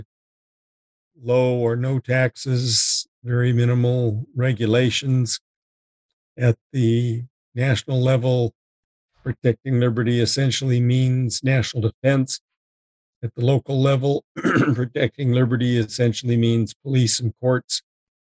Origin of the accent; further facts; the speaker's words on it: Minnesota, United States; moved away as an adult; now in Arizona, United States; I'm originally from Minnesota, came to Arizona via the U.S. Air Force Academy